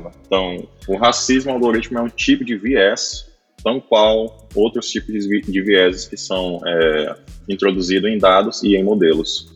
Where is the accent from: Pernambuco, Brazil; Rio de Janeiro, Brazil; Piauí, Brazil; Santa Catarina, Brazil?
Piauí, Brazil; Sou do Piauí, falo diretamente aqui de Periperi, próximo a Teresina